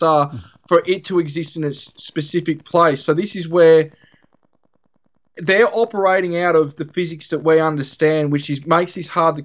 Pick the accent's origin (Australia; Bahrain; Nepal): Australia; Albury, New South Wales; moved away as an adult; now in Rutherglen, Australia; I'm originally from Albury, which is about 40 minutes away.